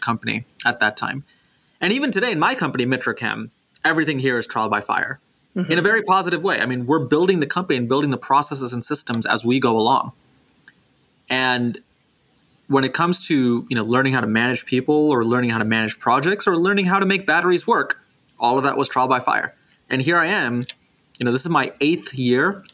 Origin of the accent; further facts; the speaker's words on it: Houston, Texas, United States; moved away as an adult; also born or lived in Singapore; now in Silicon Valley, United States; I grew up in Singapore and in Houston, Texas